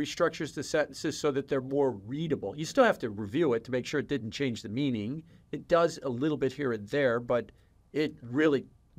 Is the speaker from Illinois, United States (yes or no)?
yes; Chicago, Illinois, United States; Yeah, I'm from Chicago.